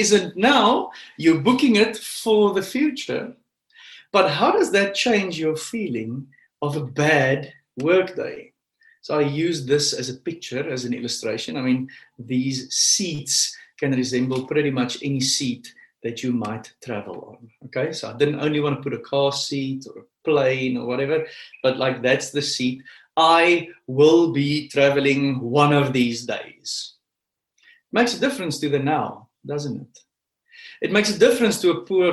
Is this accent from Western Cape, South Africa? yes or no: no; Pretoria, Gauteng, South Africa; I grew up in Pretoria